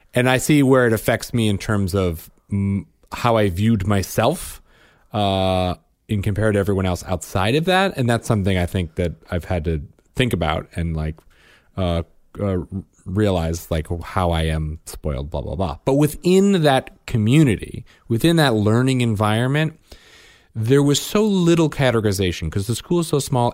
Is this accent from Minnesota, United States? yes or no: no; suburb of Chicago, Illinois, United States; moved away; my hometown suburb of Chicago